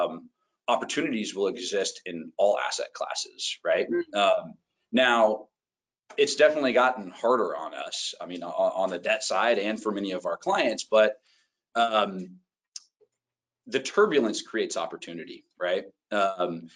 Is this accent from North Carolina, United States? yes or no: no; Walnut Creek, California, United States; my hometown, Walnut Creek